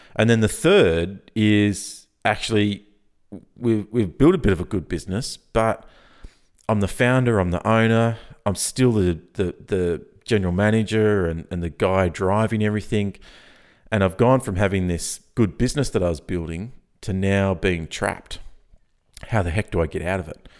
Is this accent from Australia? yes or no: yes; Australia; I'm Australian